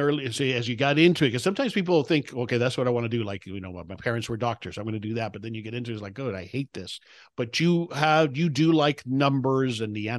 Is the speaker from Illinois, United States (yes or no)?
no; Miami, Florida, United States; moved away as an adult; I'm in South Florida. I grew up in Miami. I'm back in Florida now, so I grew up a Miami Dolphins fan.